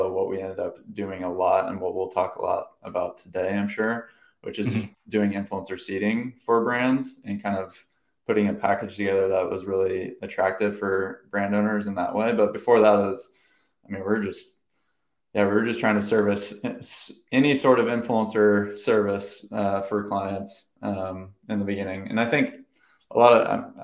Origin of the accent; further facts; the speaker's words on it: Orange County, California, United States; I'm from Orange County